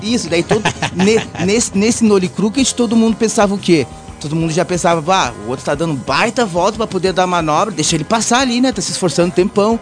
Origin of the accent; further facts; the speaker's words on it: Brazil; accent: Latin; moved away as an adult; also born or lived in United States; Agora eu volto pro Brasil aqui